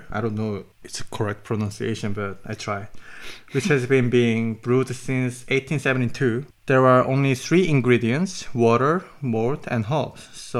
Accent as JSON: {"language": "English", "country": "South Korea", "moved": "as an adult", "lives_now": "Germany", "said": "from South Korea."}